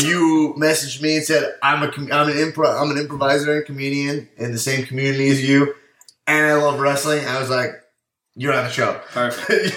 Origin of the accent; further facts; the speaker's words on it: Long Island, New York, United States; moved away as an adult; now in Los Angeles, United States; So I'm from Long Island, New York